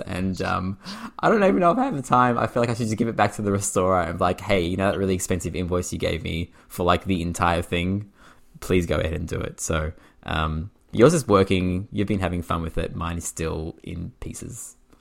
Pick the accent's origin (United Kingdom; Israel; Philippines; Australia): Australia; I'm from Australia